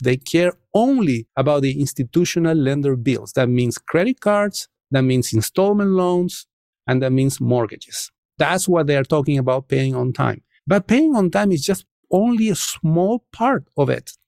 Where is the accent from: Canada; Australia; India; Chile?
Chile; English is a second language; moved away as an adult; now in United States; I come from Chile, and in Chile, especially at the time that I was growing up, was a very dynamic country